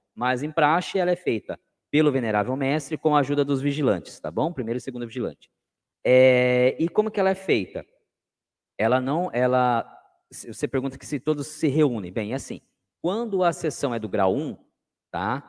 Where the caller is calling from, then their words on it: Sorocaba, São Paulo, Brazil; Eu estou no Oriente de Sorocaba. Eu falo de Sorocaba, interior de São Paulo